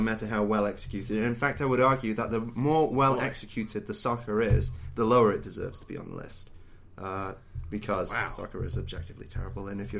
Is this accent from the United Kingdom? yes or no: yes; United Kingdom; us British people